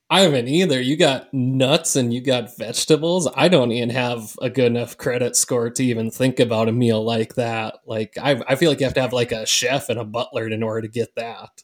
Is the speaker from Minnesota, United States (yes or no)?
yes; Minnesota, United States; we're from Minnesota, and we have all kinds of Scandinavian culture around